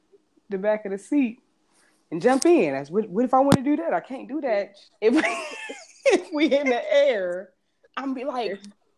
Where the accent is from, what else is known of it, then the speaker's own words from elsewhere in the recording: Columbus, Ohio, United States; I'm from Columbus, Ohio.